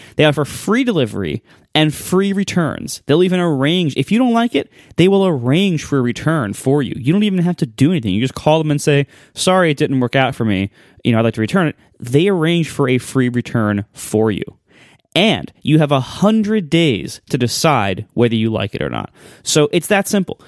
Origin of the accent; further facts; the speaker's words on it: Ohio, United States; I'm from Ohio